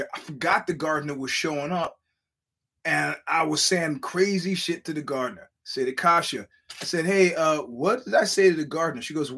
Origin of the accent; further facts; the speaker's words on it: New York City, New York, United States; moved away; I'm from Brooklyn